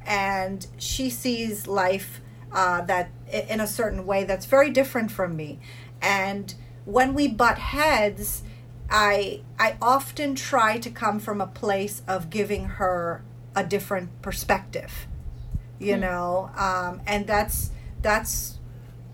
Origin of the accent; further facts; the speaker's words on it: United States; I grew up in the United States. You know, we moved here when I was 8